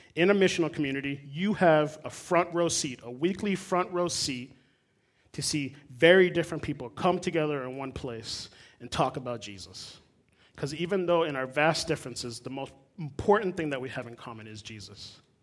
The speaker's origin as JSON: {"language": "English", "region": "South Florida", "country": "United States", "also_born_or_lived": "Puerto Rico (ancestry)", "moved": "as an adult", "lives_now": "Midwest, United States", "said": "I'm a dude from South Florida. My parents are Puerto Rican. I grew up in mostly Spanish speaking congregations"}